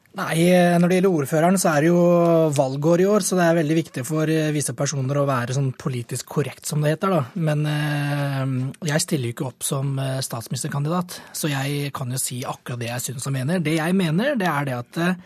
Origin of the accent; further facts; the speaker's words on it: Norway; jeg er født og vokst i Norge